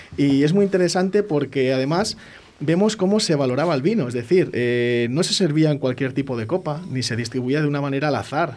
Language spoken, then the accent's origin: Spanish; Medina del Campo, Castile and León, Spain; Medina del Campo, de donde yo soy